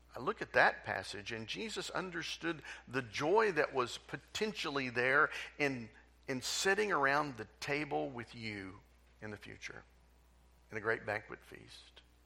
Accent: Tulsa, Oklahoma, United States; I grew up in Tulsa

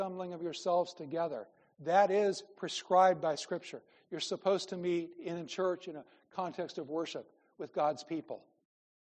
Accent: Midwest, United States; moved away as an adult; I grew up in the Midwest

